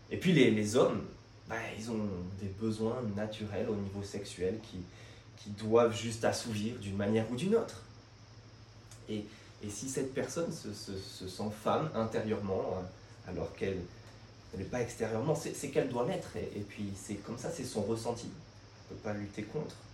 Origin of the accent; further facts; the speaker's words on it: France; Nous, on est comme ça. On est français, on n'aime pas l'autorité.